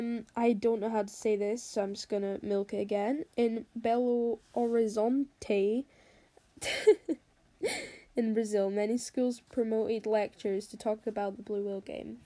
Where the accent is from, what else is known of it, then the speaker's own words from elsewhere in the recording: England, United Kingdom; I'm 14 and I'm English.